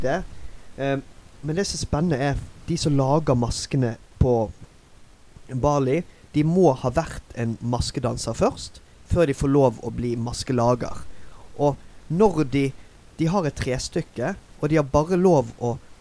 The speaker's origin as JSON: {"language": "Norwegian", "town": "Bergen", "region": "Vestland", "country": "Norway", "also_born_or_lived": "Singapore", "moved": "as an adult", "said": "jeg er den eneste norske, jeg er eneste fra Bergen"}